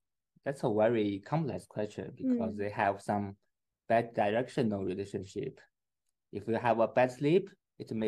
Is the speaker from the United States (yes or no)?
no; China; English is a second language; moved away as an adult; now in Edinburgh, United Kingdom; I'm from China. I have been in Scotland for my research for 2 years.